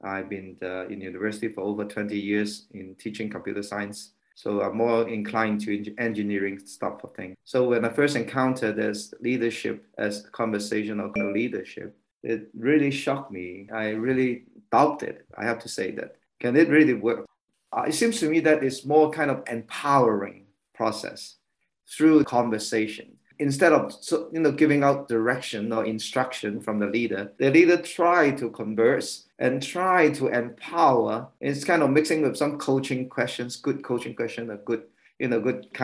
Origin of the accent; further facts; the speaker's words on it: Hong Kong; I am from Hong Kong.